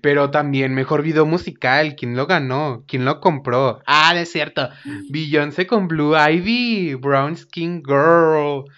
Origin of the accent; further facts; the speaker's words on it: Mexico; aquí tú y yo somos mexicanos